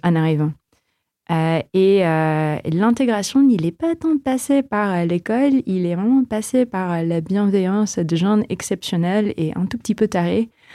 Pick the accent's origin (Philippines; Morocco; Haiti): Philippines; French is a second language; moved away as an adult; also born or lived in Canada; now in France; j'ai grandi aux Philippines aussi